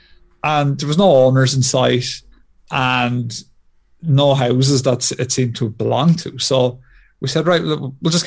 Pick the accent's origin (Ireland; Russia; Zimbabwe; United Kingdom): Ireland; as good Irish Catholics